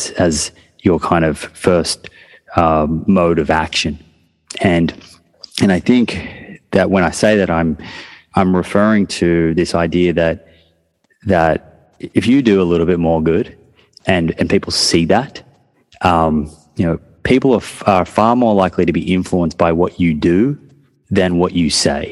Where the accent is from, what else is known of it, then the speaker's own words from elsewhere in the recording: Melbourne, Victoria, Australia; now in New South Wales, Australia; I'm from Melbourne. So Melbourne tends to be a football state. And then New South Wales, which is actually where I live now, is more of a rugby state